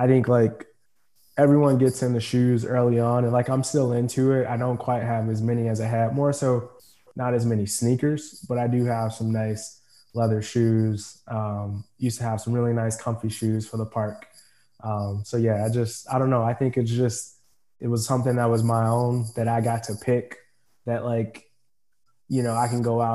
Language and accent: English; Forest Park, Illinois, United States; also born or lived in Fort Hood, Texas; I grew up, this is like home, obviously grew up in Forest Park, which is west, about 10 miles west of the Loop